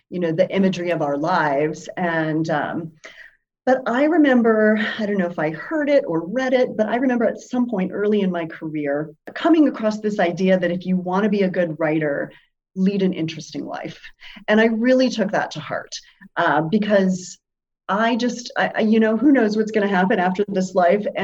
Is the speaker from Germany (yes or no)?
yes; Germany; also born or lived in Spain; I grew up as a military kid. My dad was in the military. I lived overseas. I grew up in Germany and Spain.